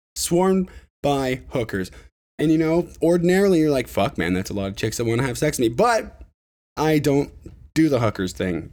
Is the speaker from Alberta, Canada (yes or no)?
no; Ontario, Canada; my hometown